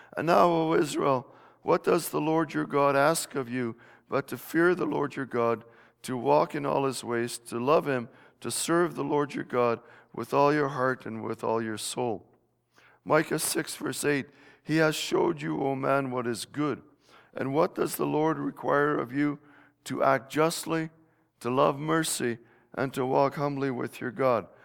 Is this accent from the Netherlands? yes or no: yes; Netherlands; moved away; my home country of Holland